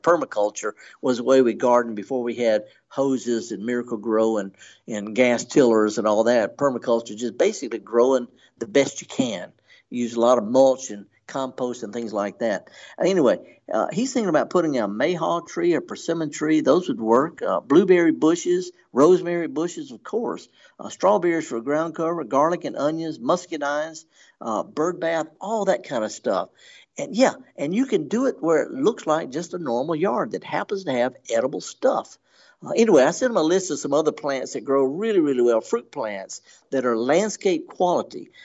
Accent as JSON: {"language": "English", "region": "Mississippi", "country": "United States", "said": "I'm from Mississippi. I'm in Oklahoma."}